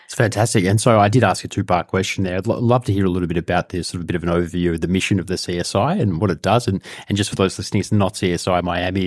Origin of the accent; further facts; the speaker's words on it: Australia; a Jewish person growing up in Australia